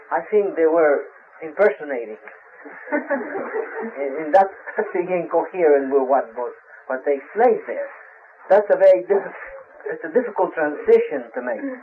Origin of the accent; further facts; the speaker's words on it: Brazil; moved away; I'm from Brazil. I was born in Brazil.